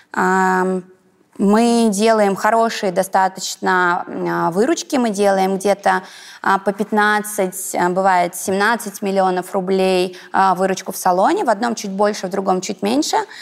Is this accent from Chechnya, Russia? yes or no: no; Kokhma, Ivanovo Oblast, Russia; я такая пупсик из Иванской области